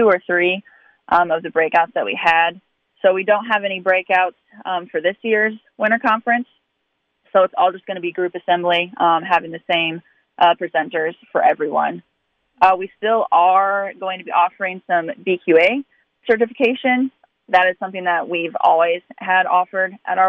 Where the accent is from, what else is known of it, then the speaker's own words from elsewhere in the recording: Missouri, United States; moved away as an adult; now in Wisconsin, United States; I'm originally from Missouri. I grew up on a backgrounding operation there